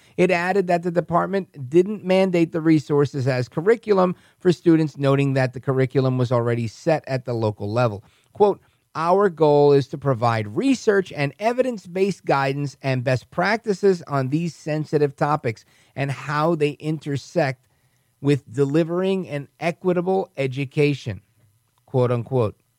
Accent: New York, United States; moved away as an adult; now in New Jersey, United States; I'm from New York. I've never left New York

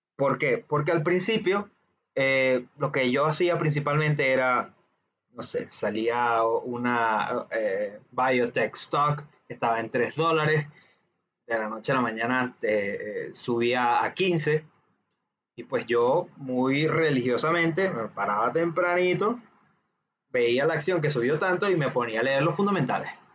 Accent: Venezuela; seamos de, un país donde digamos que la educación financiera está muy reducida

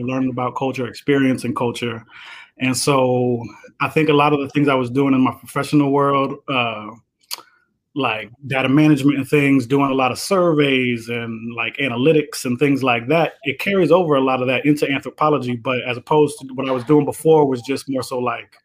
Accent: Jacksonville, Florida, United States; moved away as an adult; also born or lived in Tallahassee, Florida / Chicago, Illinois; now in Atlanta, United States; I was actually born in Tallahassee, but raised in Jacksonville, Florida

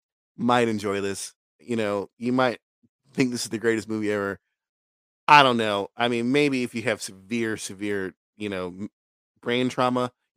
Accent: United States

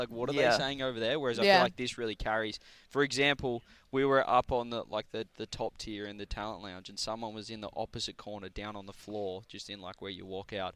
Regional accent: Australia; I'm Australian

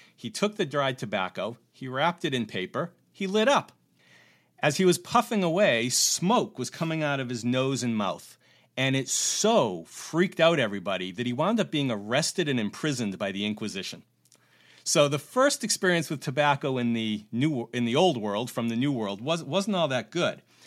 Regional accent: Cape Cod, Massachusetts, United States; moved away as an adult; also born or lived in New York State / Beijing; I was growing up on Cape Cod

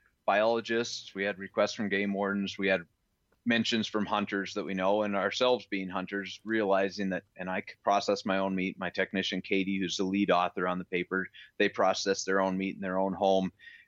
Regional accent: Montana, United States; born there; And I was born in Montana, and I've done my best to always stay close to home.

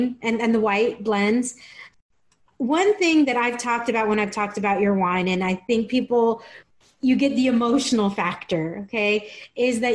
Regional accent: Tijuana, Baja California, Mexico; growing up in Tijuana

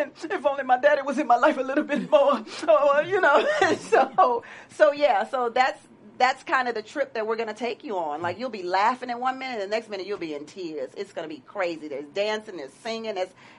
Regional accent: the South, United States; I'm not from L.A., I'm from the South.

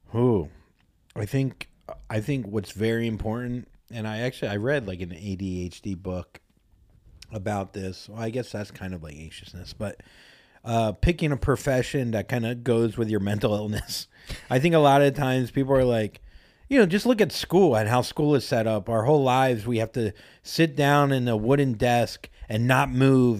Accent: Florida, United States; now in Los Angeles, United States; I'm from Florida, and I'm from part, the part of Florida where no one really does shit

